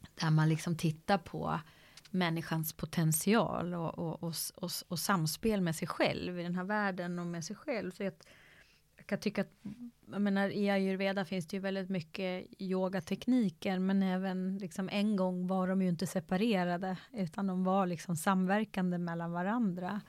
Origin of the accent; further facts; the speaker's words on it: Sweden; från där jag kommer från, en annan kontext liksom. Så ett samhälle, Sverige